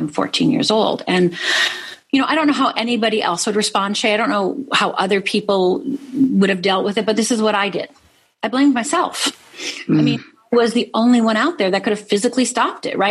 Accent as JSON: {"language": "English", "region": "Midwest", "country": "United States", "tie": "born or raised there", "said": "I grew up in the Midwest. I'm Finnish heritage"}